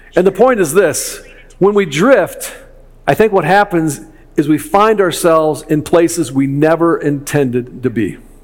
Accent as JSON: {"language": "English", "town": "Chicago", "region": "Illinois", "country": "United States", "said": "I'm from Chicago"}